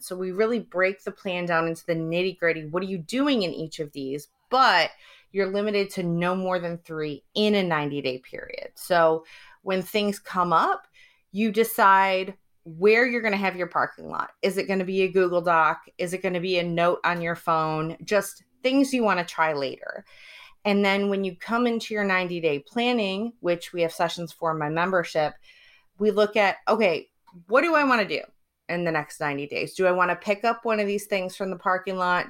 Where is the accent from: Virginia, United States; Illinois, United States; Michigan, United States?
Michigan, United States; Detroit; also born or lived in Cambridge, United Kingdom; now in San Diego, United States; I'm originally from Detroit, Michigan.